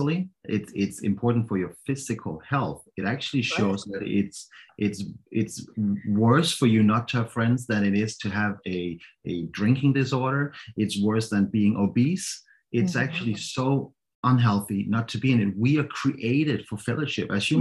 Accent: Denmark; English is a second language; now in Copenhagen, Denmark; I grew up about 2 hours away from Copenhagen

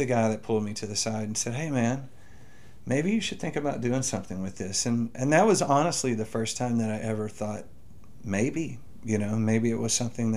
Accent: Carthage, Texas, United States; I was born and raised in Carthage, Texas, way over there on the Texas-Louisiana line

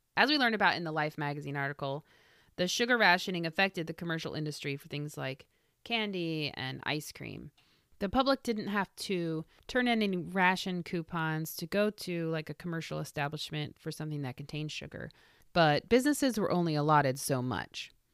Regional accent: Midwest, United States; moved away; I grew up in the Midwest

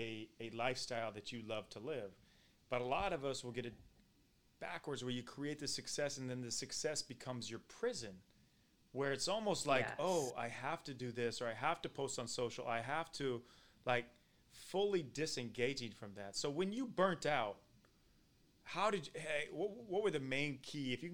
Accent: Midwest, United States; growing up in the Midwest

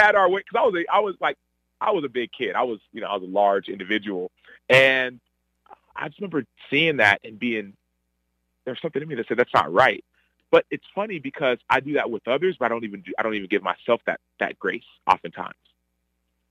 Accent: Dallas, Texas, United States; also born or lived in Chicago; they moved to Texas, and my other sister was born in Texas, in Dallas, and I was born in Dallas as well.

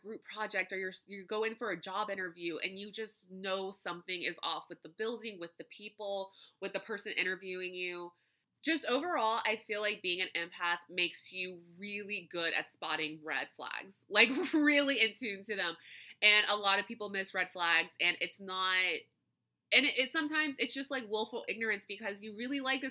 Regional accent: Louisiana, United States; growing up in Louisiana, live music is a huge thing here.

